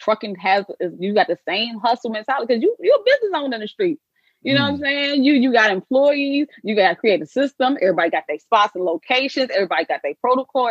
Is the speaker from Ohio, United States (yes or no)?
no; Prince George's County, Maryland, United States; moved away; also born or lived in Atlanta; I'm from PG County, Maryland